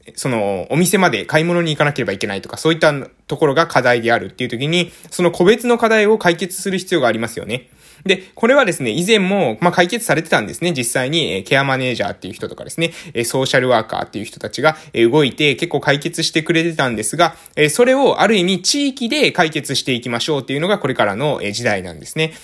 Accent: Japan; accent: island dialect; 私たちの、え島の方言

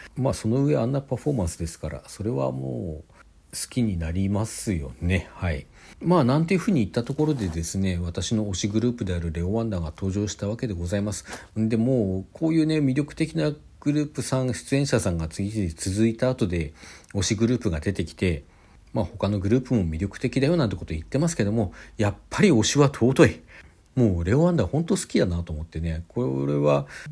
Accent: Hokkaido, Japan; 私北海道出身なのでなまらいいなということになるでしょうか

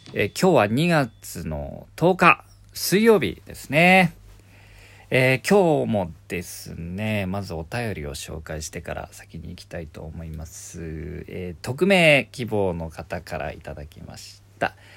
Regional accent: Kyushu, Miyazaki, Japan; now in Tokyo, Japan; 九州の宮崎県で生まれた

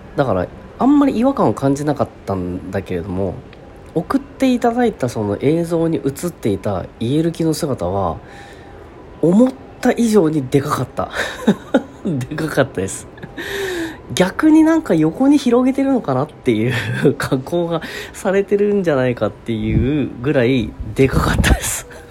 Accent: Kasugai, Aichi, Japan; 地元愛知県春日井市

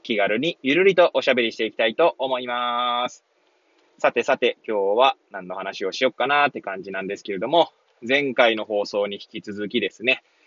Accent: Hachiōji, Tokyo, Japan; moved away as an adult; now in Kamaishi, Japan; 八王子生まれ、八王子育ち、震災の前の年から釜石で働く

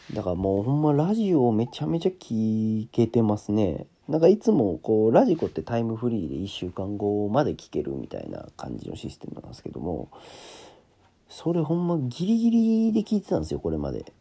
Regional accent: Kansai, Japan; なんかもう関西人なんですけど

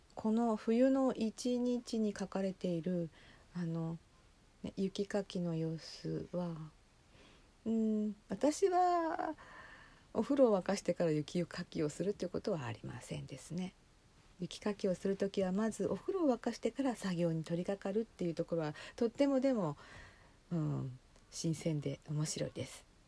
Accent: inland Hokkaido, Japan; 北海道の内陸で生まれ育ちえー、しばらく8年ほど離れてまた戻ってきた身

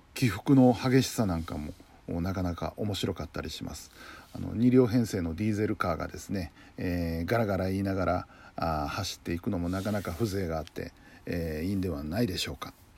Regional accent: Kinki region, Nara, Japan; 僕の地元の近畿地方

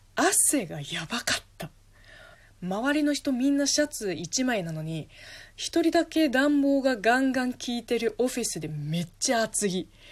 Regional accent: southern China, China; Japanese is a second language; moved away as an adult; also born or lived in Beijing, China; now in Japan; 私南の人間

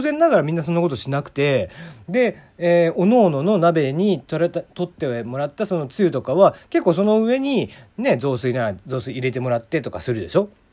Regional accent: Kagoshima, Japan; moved away as an adult; also born or lived in Hakata, Fukuoka; 俺は鹿児島生まれ博多あ鹿児島に18年博多に9年って住んでた

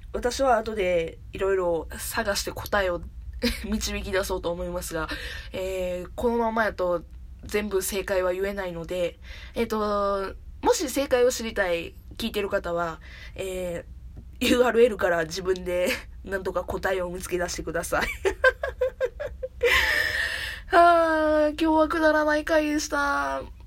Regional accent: Kansai, Japan; accent: Kansai-ben; 関西弁の使い手でありますので

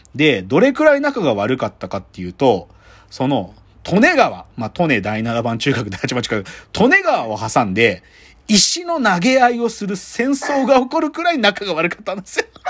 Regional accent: Maebashi, Gunma, Japan; 僕は前橋高校、前高出身

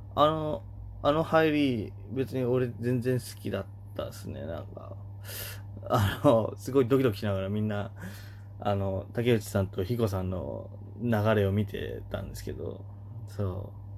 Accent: Oita, Japan; moved away as an adult; 小学校からの大親友の、弟と、あのー、よくつるんでたと。地元大分で

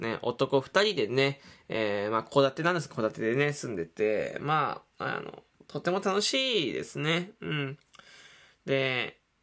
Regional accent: Fukuoka, Japan; 福岡出身です

